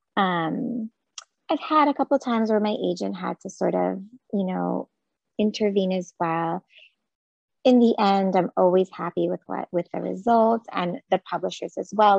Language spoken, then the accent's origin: English; Jerusalem, Jerusalem District, Israel; moved away as an adult; now in United States; I am originally from Jerusalem in Israel, so I grew up there. And I moved to the States for um, grad school with my husband.